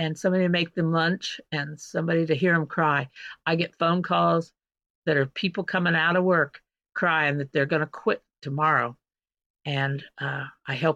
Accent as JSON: {"language": "English", "town": "St. John", "region": "Kansas", "country": "United States", "tie": "born or raised there", "moved": "as an adult", "lives_now": "Seattle, United States", "said": "350 miles from you, right in the middle of Kansas. Tiny little town called St. John. I'm a fifth generation farm owner"}